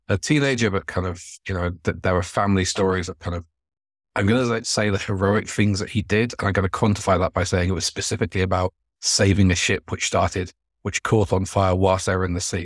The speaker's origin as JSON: {"language": "English", "area": "Devon", "region": "South West England", "country": "United Kingdom", "tie": "born or raised there", "said": "I grew up in Devon, going to steam railways"}